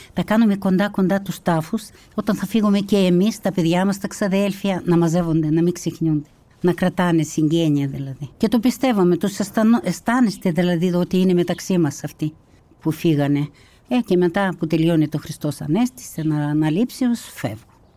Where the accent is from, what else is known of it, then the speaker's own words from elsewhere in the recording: Kazakhstan; moved away as an adult; also born or lived in North Caucasus, Russia; now in Kallithea, Greece; Γεννήθηκα στα Καζαχστάν, τότε με το διωγμό του Στάλιν. Μετά που παντρεύτηκα, απέκτησα τρία παιδιά, τα γέννησα όλα στα Καζαχστάν